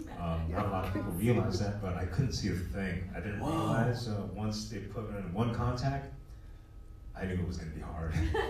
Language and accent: English; D.C., Northern Virginia, United States; I'm from the East Coast, like D.C., North Virginia